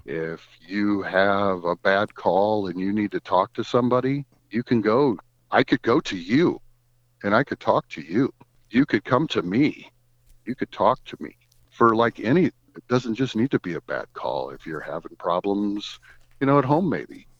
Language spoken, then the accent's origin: English; Goshen, Indiana, United States; I was born in Goshen, Indiana in nineteen sixty-seven. I spent my life in Goshen, Indiana, went to Goshen Elementary School, went to Goshen High School